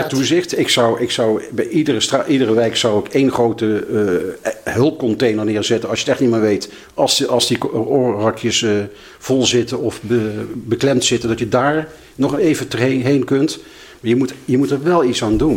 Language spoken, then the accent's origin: Dutch; Limburg, Netherlands; now in The Hague, Netherlands; ik ben zelf een Limburger